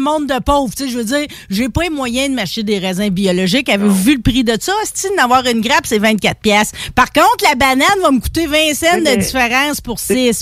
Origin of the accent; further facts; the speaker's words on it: Saint-Antoine-de-Pontbriand, Quebec, Canada; je viens de Saint-Antoine-de-Pontbriand, mon père a travaillé à Mine nationale